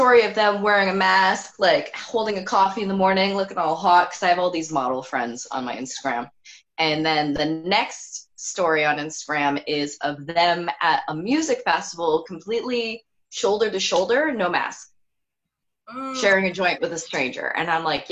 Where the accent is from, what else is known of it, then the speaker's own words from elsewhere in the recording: Burlington, Ontario, Canada; I'm from Burlington, that's how everyone is there.